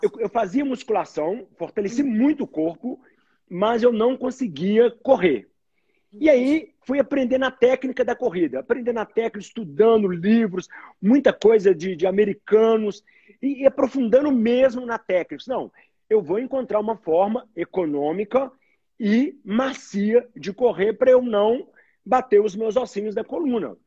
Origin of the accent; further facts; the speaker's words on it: Belo Horizonte, Minas Gerais, Brazil; Sou mineiro, sou mineiro de Belo Horizonte